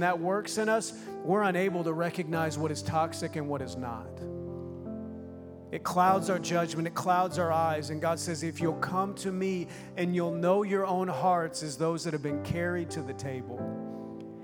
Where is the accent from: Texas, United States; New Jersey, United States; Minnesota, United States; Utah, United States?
Minnesota, United States; moved away; also born or lived in Oklahoma / Sweden; I grew up in Minnesota or Oklahoma, then Minnesota